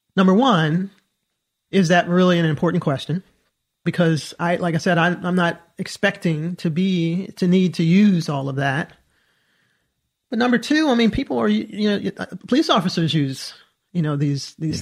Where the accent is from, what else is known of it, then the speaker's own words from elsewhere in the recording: Southern Maryland, United States; I grew up in Southern Maryland